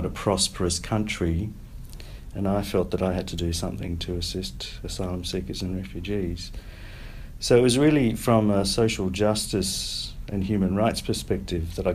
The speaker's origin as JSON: {"language": "English", "country": "South Africa", "tie": "born or raised there", "also_born_or_lived": "New South Wales, Australia / Perth, Australia", "moved": "yes", "lives_now": "Australia", "said": "I was born in South Africa during the apartheid years"}